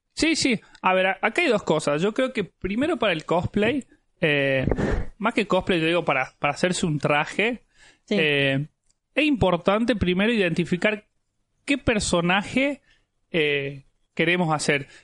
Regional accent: Jujuy, Argentina; yo soy de Jujuy

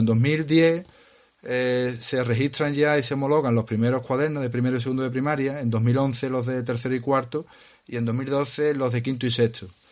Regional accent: Andalusia, Spain; salimos de Andalucía

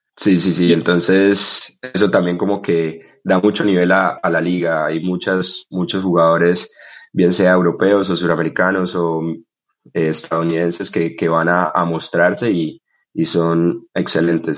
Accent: Bucaramanga, Santander, Colombia; born or raised there; also born or lived in Barrancabermeja, Colombia

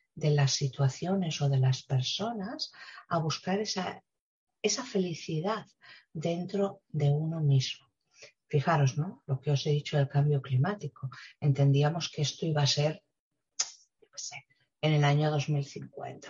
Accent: Spain; tengo yo en mi país

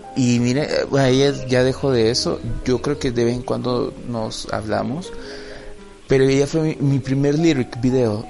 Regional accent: El Salvador; nuestro país, El Salvador

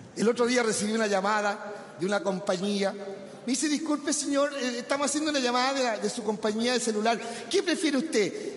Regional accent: Curicó, Maule, Chile; mi colegio donde yo estudiaba en Curicó era tan pobre que tenía un solo computador

